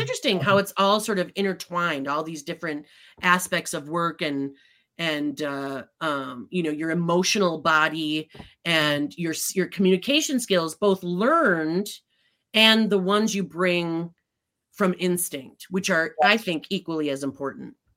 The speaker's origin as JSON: {"language": "English", "area": "Midwest", "region": "Minnesota", "country": "United States", "tie": "born or raised there", "said": "I grew up in the Midwest"}